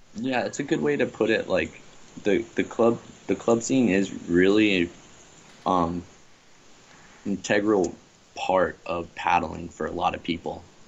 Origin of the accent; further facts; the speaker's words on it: Bradenton, Florida, United States; moved away as an adult; now in Lahaina, United States; Bradenton, Anna Maria Island is the uh, beaches and town that I grew up in.